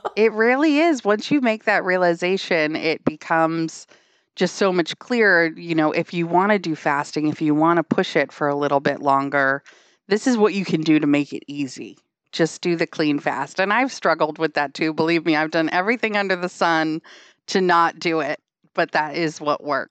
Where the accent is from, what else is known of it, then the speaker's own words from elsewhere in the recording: Hampton, New Hampshire, United States; now in Wilmington, United States; I grew up in a beach town in New Hampshire. So I'm from Hampton, New Hampshire